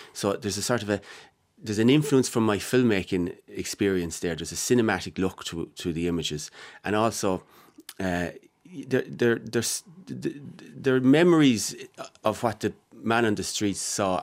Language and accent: English; Mullingar, Leinster, Ireland; my hometown, my backyard